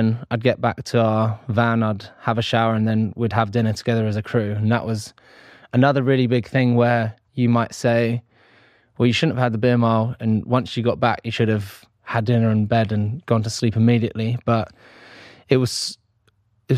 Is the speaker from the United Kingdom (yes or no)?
yes; United Kingdom; being British